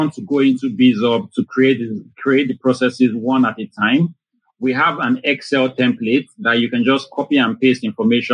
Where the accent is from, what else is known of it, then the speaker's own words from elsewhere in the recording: Lagos, Nigeria; I was born and I grew up in Lagos, Nigeria.